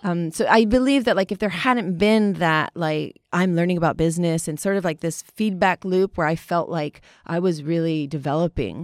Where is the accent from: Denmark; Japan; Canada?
Japan; growing up in Japan